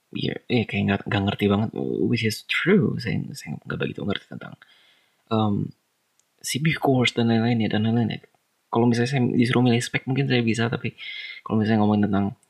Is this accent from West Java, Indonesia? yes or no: yes; Bandung, West Java, Indonesia; Di Bandung ada satu. Wow, that's kota saya